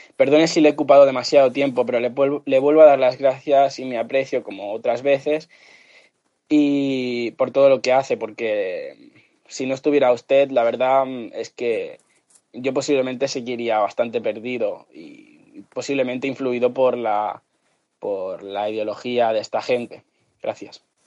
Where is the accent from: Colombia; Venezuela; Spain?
Spain; L'Hospitalet de Llobregat, Catalonia; de Cataluña